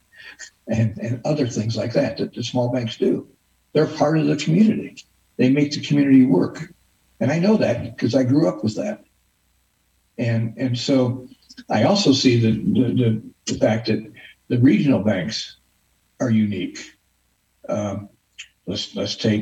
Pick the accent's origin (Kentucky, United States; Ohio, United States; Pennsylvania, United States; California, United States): Ohio, United States; Bryan; I'm from Bryan, Ohio, a town of 8,000 people in Northwest Ohio.